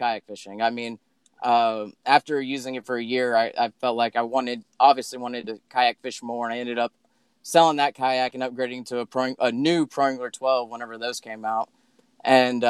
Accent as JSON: {"language": "English", "town": "Sugar Land", "region": "Texas", "country": "United States", "tie": "born or raised there", "also_born_or_lived": "Dallas, Texas", "said": "I was born in Dallas, Texas, raised in like outside of Sugarland, between Sugarland and Richmond Rosenberg, and I lived there till I was 16."}